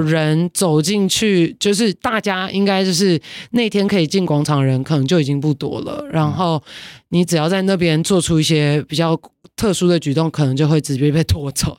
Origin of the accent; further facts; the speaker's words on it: Taiwan; 这是我们台湾人可以很骄傲，而且可以很安全做到的事情